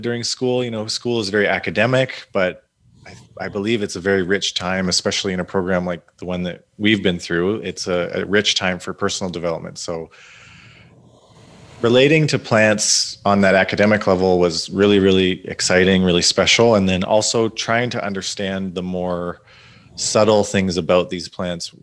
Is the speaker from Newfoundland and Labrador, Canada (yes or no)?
no; Ontario, Canada; also born or lived in West Coast; I grew up in Ontario